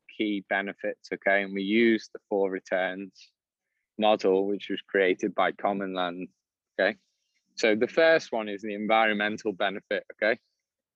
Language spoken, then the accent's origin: English; Liverpool, North West England, United Kingdom; I grew up in the city, I'm a Scouser